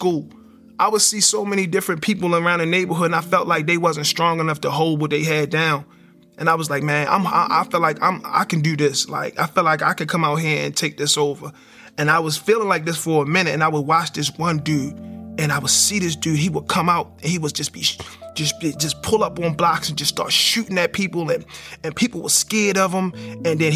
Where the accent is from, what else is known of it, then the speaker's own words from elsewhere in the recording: Baltimore, Maryland, United States; growing up in Baltimore, I didn't know how bad it was because I was in it, and it became like the norm. So we grew up in the projects in East Baltimore